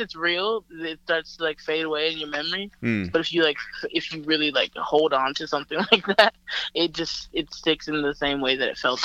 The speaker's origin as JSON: {"language": "English", "town": "Montgomery", "region": "Alabama", "country": "United States", "tie": "born or raised there", "moved": "yes", "said": "my hometown is Montgomery"}